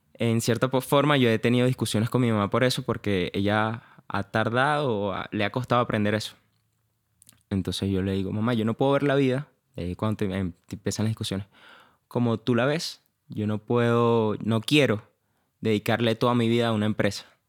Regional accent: Valencia, Carabobo, Venezuela; moved away as an adult; Yo nací en Valencia, nací y criado allá

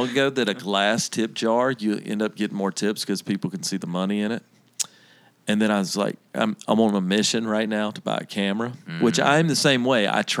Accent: Alabama, United States; accent: Southern; Well, I'm from Alabama too.

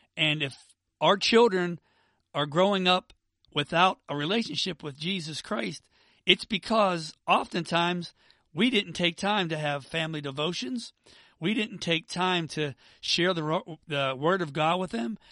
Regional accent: Pittsburgh, Pennsylvania, United States; now in Atlanta, United States; I'm from Pittsburgh, but I live in Atlanta now

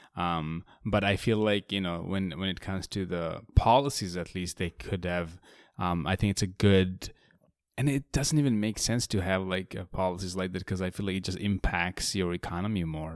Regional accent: Bangladesh; I grew up in Bangladesh

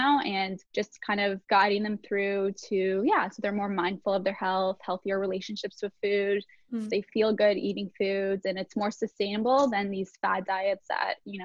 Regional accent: Toronto, Ontario, Canada; I'm from Toronto, Canada.

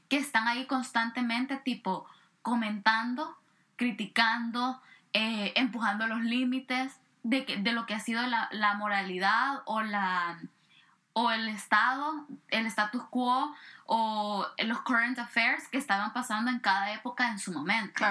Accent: El Salvador; yo vengo de El Salvador

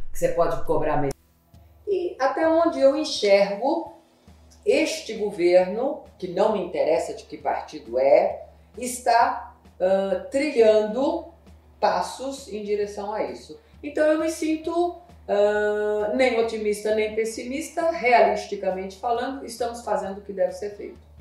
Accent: São Paulo, Brazil; eu sou da ZL. Sou só na leste. Eu nasci na Vila Maria

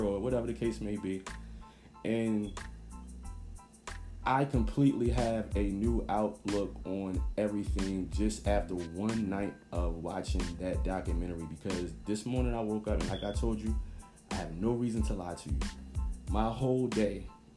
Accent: New Jersey, United States; now in Atlanta, United States; I'm originally from Jersey. Born and raised

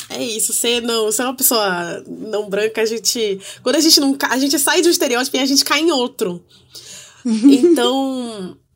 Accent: Amazon, Brazil; E é exatamente isso que as pessoas esperam que eu escreva, porque eu sou amazônida.

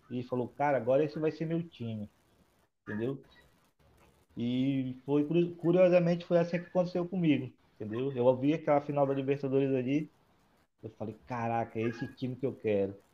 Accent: Manaus, Amazonas, Brazil; Cara, eu sou, eu sou de Manaus.

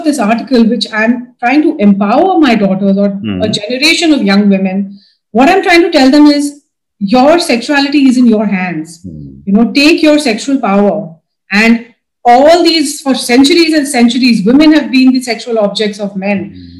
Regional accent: Dubai, United Arab Emirates; I was brought up in Dubai. So there was very little, religious or spiritual influence.

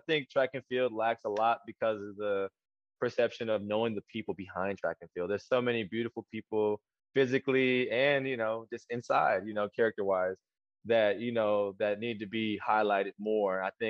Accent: South Korea; I'm Korean, so my mom just kind of built me that way. I was born in Korea.

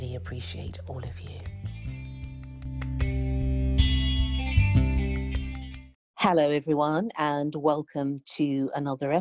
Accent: United Kingdom; I'm British

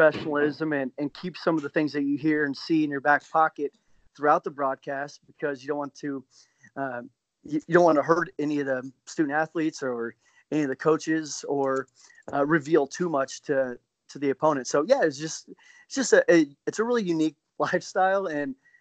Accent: Kansas City, Missouri, United States; moved away as an adult; now in Des Moines, United States; I grew up in Kansas City, lived there my entire life, and then I moved to Des Moines.

